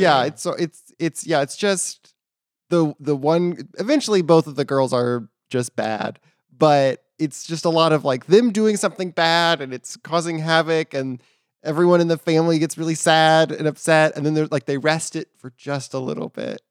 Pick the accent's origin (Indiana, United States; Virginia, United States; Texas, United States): Texas, United States; Katy; I'm from Katy, Texas